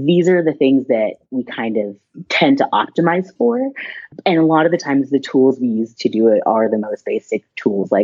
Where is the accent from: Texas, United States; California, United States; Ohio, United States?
Texas, United States; I grew up in Texas